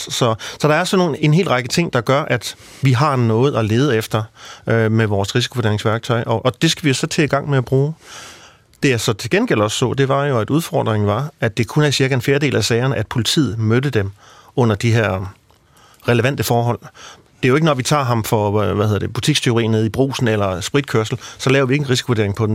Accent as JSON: {"language": "Danish", "area": "Central Jutland", "region": "Central Denmark Region", "country": "Denmark", "said": "i Midtjylland, hvor jeg kommer fra"}